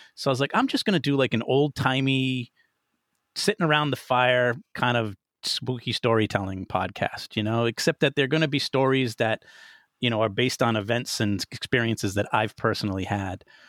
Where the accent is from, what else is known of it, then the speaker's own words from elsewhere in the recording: Rhode Island, United States; moved away; I'm originally from Rhode Island